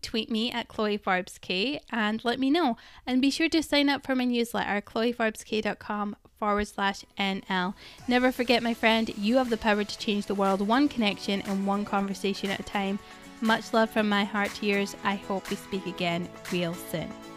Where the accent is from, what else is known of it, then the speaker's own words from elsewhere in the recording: Scotland, United Kingdom; I'm Scottish